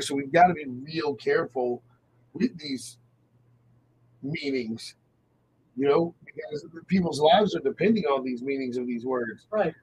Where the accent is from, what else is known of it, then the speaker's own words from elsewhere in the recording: United States; being American